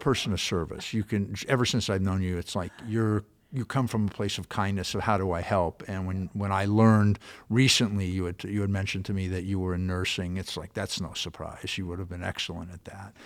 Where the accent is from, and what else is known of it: California, United States; born or raised there